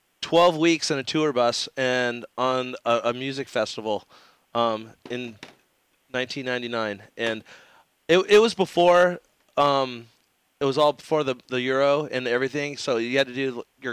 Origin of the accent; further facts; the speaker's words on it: United States; Europe, I think that it's just I am so American. It's not even funny